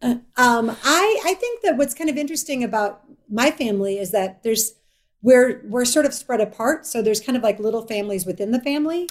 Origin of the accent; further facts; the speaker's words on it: Evanston, Illinois, United States; moved away; I'm from Evanston, Illinois